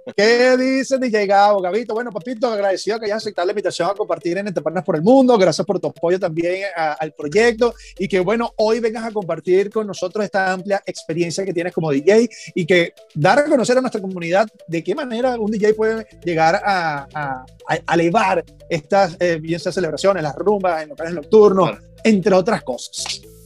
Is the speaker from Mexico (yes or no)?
no; Venezuela; moved away; nosotros allá en Venezuela, que somos sumamente caribeños y tropicales